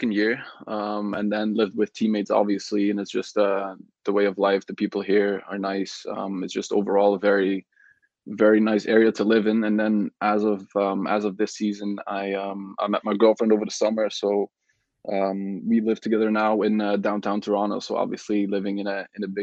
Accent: Belgium; moved away as an adult; also born or lived in Netherlands; now in Canada; So I grew up in Belgium my whole life

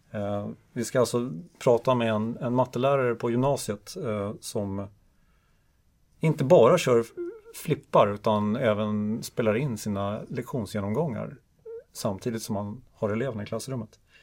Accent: Stockholm, Stockholm County, Sweden; now in Umeå, Sweden; jag är ju från Stockholm

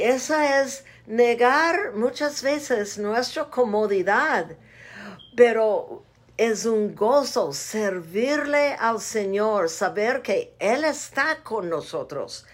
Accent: United States; Spanish is a second language; moved away as an adult; now in Zacatecas, Mexico; Soy parte gringa

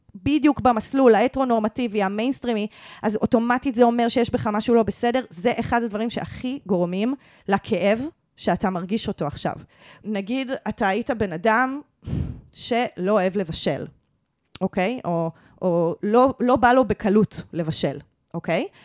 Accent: Givatayim, Tel Aviv District, Israel; שגדלתי בגבעתיים

